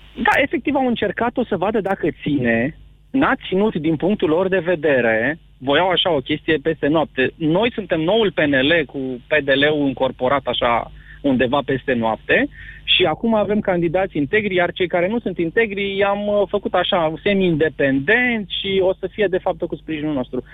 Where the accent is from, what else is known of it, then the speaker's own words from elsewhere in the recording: Petroșani, Hunedoara County, Romania; moved away as an adult; also born or lived in Râmnicu Vâlcea; now in Timișoara, Romania; provin din Petroșani, unde am locuit vreo 20 de ani, după care am stat vreo 8 ani în Vâlcea